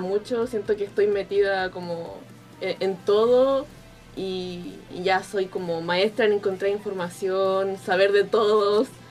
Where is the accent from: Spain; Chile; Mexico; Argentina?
Chile; Soy de Chile